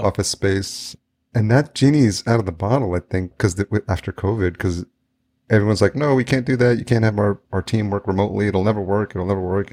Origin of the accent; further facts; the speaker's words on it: New York, United States; also born or lived in El Salvador; now in Minneapolis, United States; I grew up in New York, so I have somewhat of thick skin, but to the point where I, like, don't say hi to people on the street here in Minneapolis